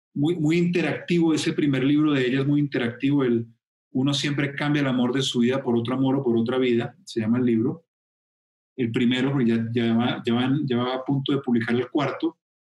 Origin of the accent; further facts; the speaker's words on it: Colombia; en mi tierra